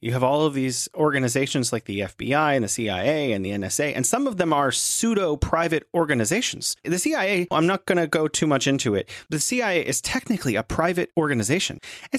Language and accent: English; United States; It's very frustrating as an American